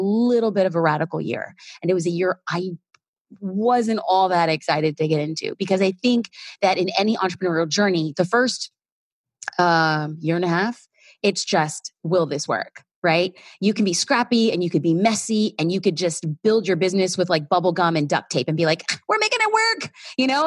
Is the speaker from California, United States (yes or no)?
yes; Los Angeles, California, United States; I'm an LA girl.